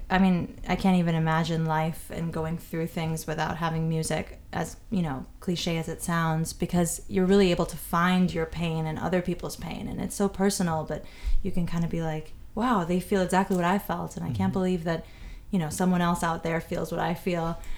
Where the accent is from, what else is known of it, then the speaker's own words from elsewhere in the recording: London, United Kingdom; also born or lived in New York, United States / Barcelona, Spain / Munich, Germany; I was born in New York. My family's Spanish and from a lot of places, and I ended up growing up mostly in London and Barcelona and in Munich, Germany, randomly.